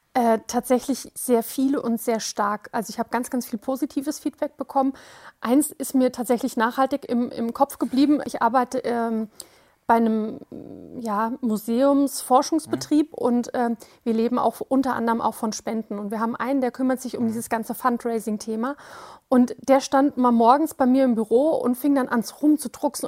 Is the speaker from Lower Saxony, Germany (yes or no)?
no; Wiesbaden, Hesse, Germany; ich komme aus Wiesbaden